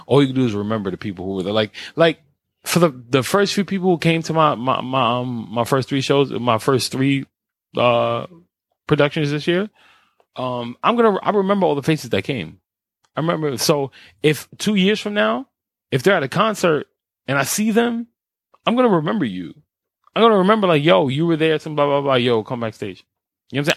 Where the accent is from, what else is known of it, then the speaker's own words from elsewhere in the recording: New York, United States; me being the New Yorker I am